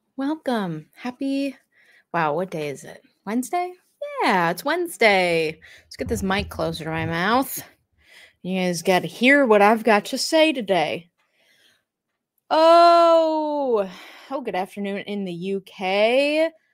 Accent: Minnesota, United States; I am a Minnesotan through and through

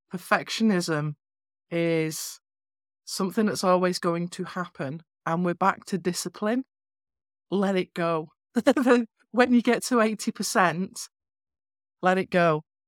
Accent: North West England, United Kingdom; moved away; I'm from northwest England originally. I have a quirky accent

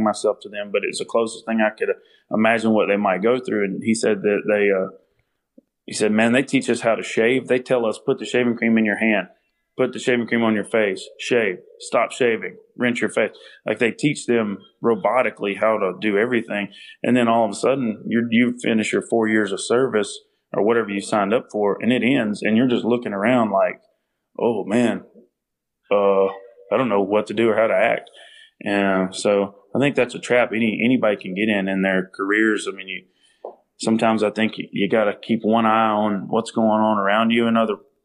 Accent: Minden, Louisiana, United States; also born or lived in Heflin, Louisiana; grew up in Louisiana. I was born there in North Louisiana

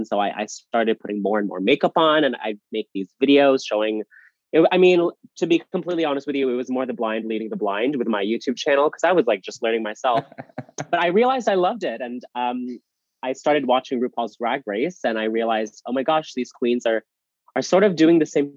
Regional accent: Canada; Here in my hometown, we have a bar

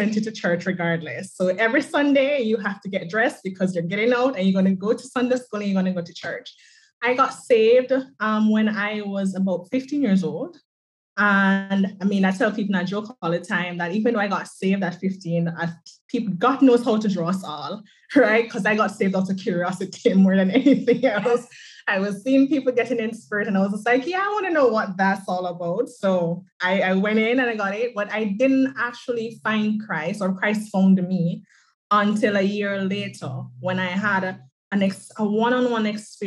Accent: Jamaica; So I am from the island of Jamaica.

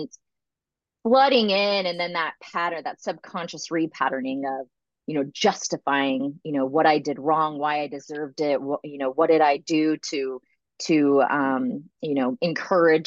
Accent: Arizona, United States; I grew up in Arizona

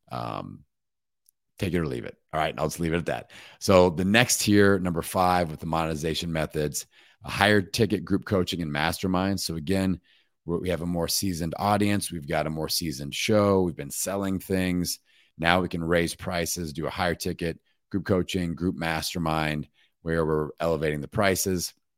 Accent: Bloomington, Indiana, United States; my hometown in Bloomington, Indiana

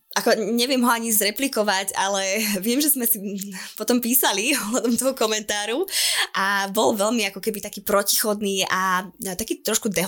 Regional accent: eastern Slovakia, Slovakia; ako sa hovorí u nás na východe

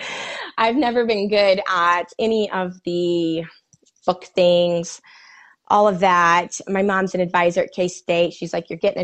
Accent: Manhattan, Kansas, United States; also born or lived in Kearney, Nebraska; now in Kansas City, United States; I'm from Manhattan, but we lived there for a couple years in Kearney. And then I moved to KC.

